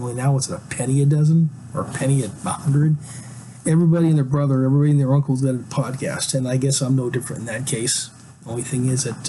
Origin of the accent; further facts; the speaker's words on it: Alaska, United States; also born or lived in West Coast of the United States; now in Pacific Northwest, United States; I'm from Alaska